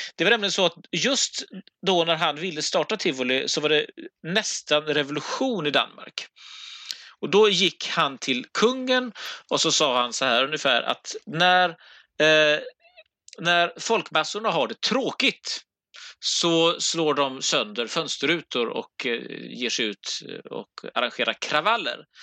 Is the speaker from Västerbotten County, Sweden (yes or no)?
no; Gothenburg, Västra Götaland, Sweden; som göteborgare